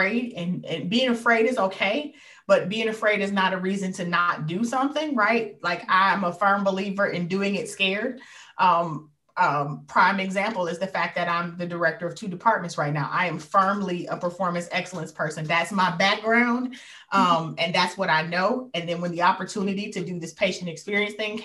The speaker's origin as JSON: {"language": "English", "town": "Detroit", "region": "Michigan", "country": "United States", "tie": "born or raised there", "said": "I was born and raised here"}